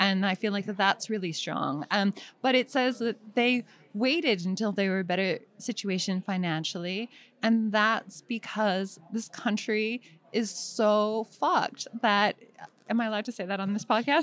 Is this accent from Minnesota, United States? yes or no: no; Bay Area, Marin County, California, United States; also born or lived in East Bay; I'm from the Bay Area, and I was born in Marin County, which is a strange place, and then spent weekends in the East Bay